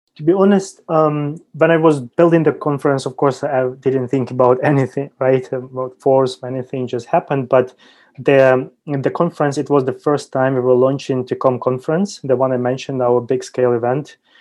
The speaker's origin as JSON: {"language": "English", "country": "Ukraine", "moved": "as an adult", "lives_now": "China", "said": "I graduated from Ukrainian University back in 2010"}